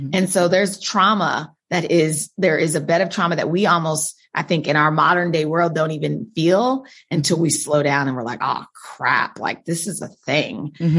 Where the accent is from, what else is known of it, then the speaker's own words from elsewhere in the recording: Wichita, Kansas, United States; Wichita, Kansas.